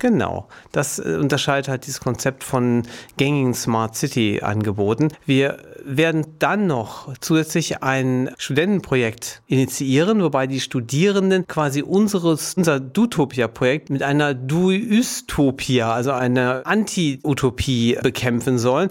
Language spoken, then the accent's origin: German; Duisburg, North Rhine-Westphalia, Germany; ich in Duisburg geboren bin, eine Stadt weiter lebe, eigentlich mit einem Fuß immer in Duisburg drin bin